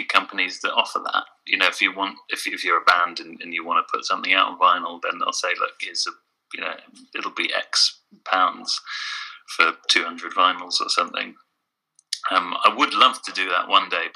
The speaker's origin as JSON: {"language": "English", "region": "England", "country": "United Kingdom", "said": "being English there"}